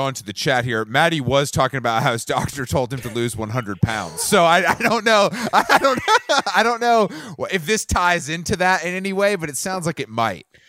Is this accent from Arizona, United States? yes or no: no; Atlanta, Georgia, United States; I'm from Atlanta, and we, we've given the world more hip hop.